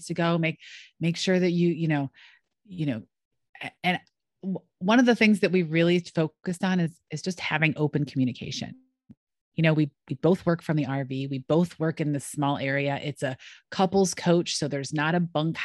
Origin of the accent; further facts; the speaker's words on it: Rochester, New York, United States; moved away; also born or lived in North Carolina / Pittsburgh; I grew up in Rochester